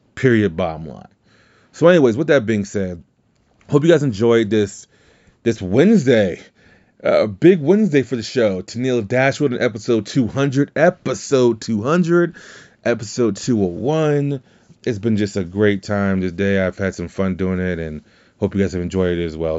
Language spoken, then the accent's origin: English; Louisiana, United States; I'm from Louisiana